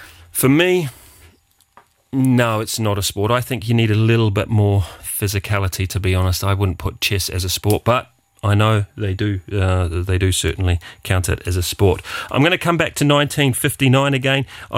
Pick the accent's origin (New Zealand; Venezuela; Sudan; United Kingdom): New Zealand; Wellington; I come from the Wairarapa of New Zealand, which is actually the sheep shearing capital of the world.